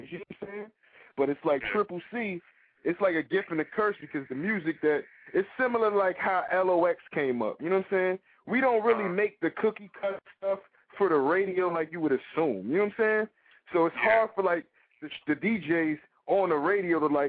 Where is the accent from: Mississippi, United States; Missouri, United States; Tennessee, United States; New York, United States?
New York, United States; New York City; I'm from New York City